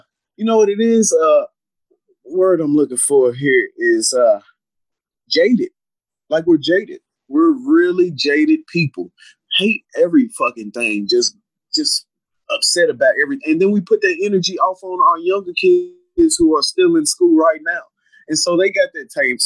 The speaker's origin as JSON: {"language": "English", "town": "Clarksville", "region": "Tennessee", "country": "United States", "tie": "born or raised there", "also_born_or_lived": "Louisville, Kentucky", "said": "growing up in Tennessee"}